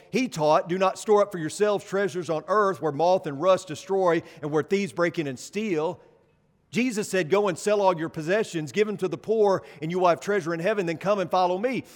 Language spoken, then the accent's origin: English; Paragould, Arkansas, United States; moved away; back in Paragould, Arkansas, my hometown